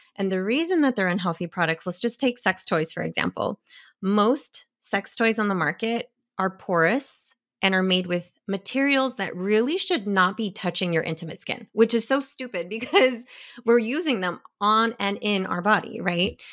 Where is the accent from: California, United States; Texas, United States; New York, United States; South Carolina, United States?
California, United States; Bay Area; I'm from the Bay Area